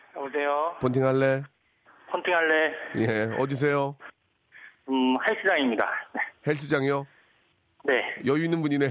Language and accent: Korean; Gimpo, Gyeonggi Province, South Korea; moved away; 저는 김포예요.